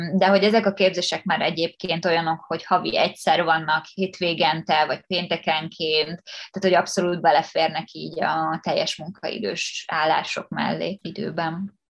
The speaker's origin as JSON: {"language": "Hungarian", "town": "Pécs", "region": "Baranya", "country": "Hungary", "moved": "as an adult", "lives_now": "Budapest, Hungary", "said": "én Pécsi vagyok"}